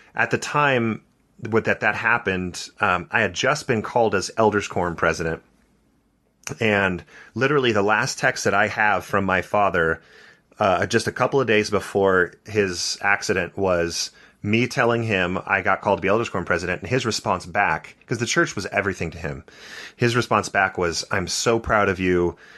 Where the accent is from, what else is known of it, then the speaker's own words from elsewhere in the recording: Santa Barbara, California, United States; So I grew up in Santa Barbara, California